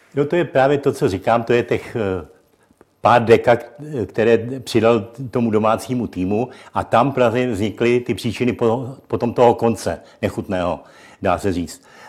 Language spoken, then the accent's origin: Czech; Czechia; jako Čech